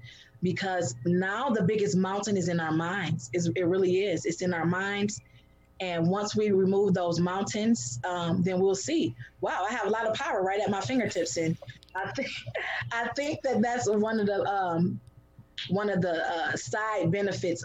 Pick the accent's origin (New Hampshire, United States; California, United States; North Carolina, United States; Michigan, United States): Michigan, United States; Detroit; I was born and raised in Detroit.